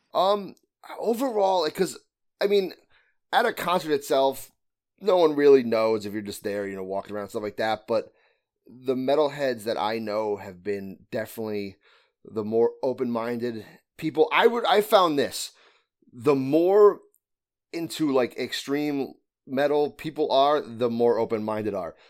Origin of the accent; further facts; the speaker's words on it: Connecticut, United States; I'm from Connecticut, so I'm from the northeast of the United States.